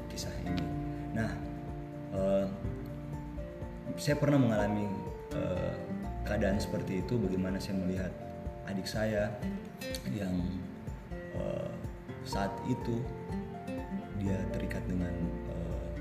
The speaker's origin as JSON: {"language": "Indonesian", "region": "Kalimantan", "country": "Indonesia", "moved": "yes", "said": "semenjak saya datang dari Kalimantan waktu itu sekitar tahun 2015"}